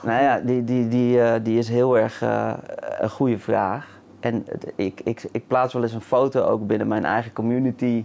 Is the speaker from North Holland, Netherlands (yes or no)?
no; The Hague, South Holland, Netherlands; moved away as an adult; Ja, in Den Haag. Ja, dus Mijn eerste 23 jaar, misschien kan je het een beetje horen